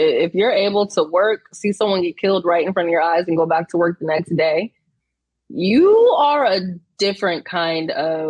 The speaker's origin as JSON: {"language": "English", "country": "United States", "said": "I'm American."}